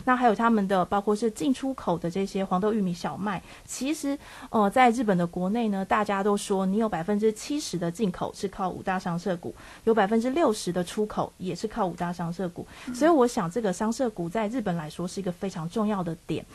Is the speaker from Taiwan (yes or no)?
yes; Taiwan; 我们台湾人